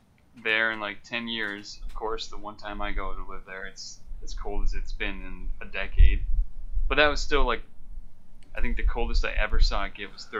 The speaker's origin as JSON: {"language": "English", "region": "Minnesota", "country": "United States", "tie": "born or raised there", "also_born_or_lived": "California", "moved": "as an adult", "said": "I moved back from California to Minnesota, so I'm at home. I'm in the hometown now."}